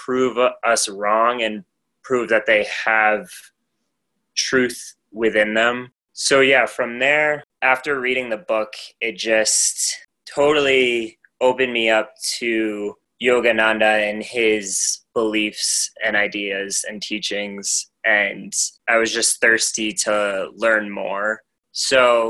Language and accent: English; Maine, United States; moved away as an adult; also born or lived in Portland, Maine; now in Denver area, United States; my hometown, I basically like grew up on the foot of a mountain